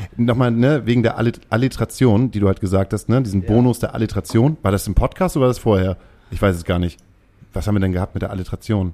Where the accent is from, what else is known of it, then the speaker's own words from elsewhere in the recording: Hamburg, Germany; als Hamburger